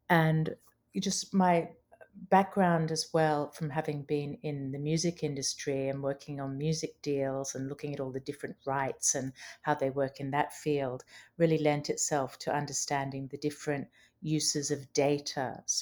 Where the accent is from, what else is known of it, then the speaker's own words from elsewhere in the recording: Brisbane, Queensland, Australia; moved away as an adult; also born or lived in England / London; I was born in England, and I have Australian parents, and I grew up in Brisbane, Australia, and then I spent a lot of my adult life in in London, which is where I trained as a lawyer.